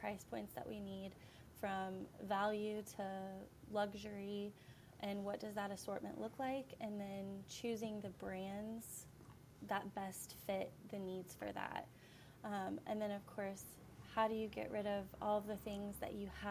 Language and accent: English; Effingham, Illinois, United States; moved away as an adult; also born or lived in Delaware; I was born and raised in Effingham